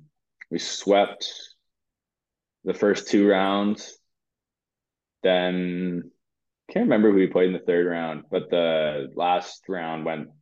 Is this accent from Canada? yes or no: yes; Cobourg, Ontario, Canada; Coburg was my hometown team, and the biggest rivalry was Coburg. So I used to love driving 2 minutes to the rink